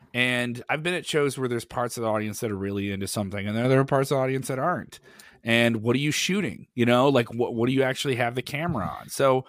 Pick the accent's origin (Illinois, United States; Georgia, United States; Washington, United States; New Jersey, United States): Illinois, United States; Champaign; I'm from Illinois in Champaign. They run a lot of different things in Champaign.